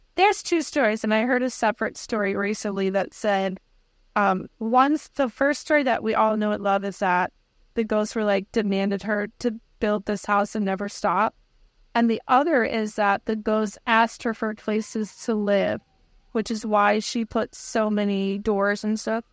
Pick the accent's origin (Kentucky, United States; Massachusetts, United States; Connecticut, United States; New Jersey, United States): Connecticut, United States; we're from Connecticut